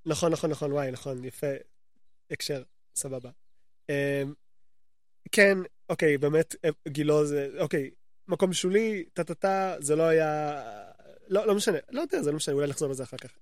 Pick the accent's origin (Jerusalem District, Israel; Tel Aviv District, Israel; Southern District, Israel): Jerusalem District, Israel; Jerusalem; also born or lived in Gilo, Jerusalem; גדלתי בתור ילד קטן, גדלתי בתלפיות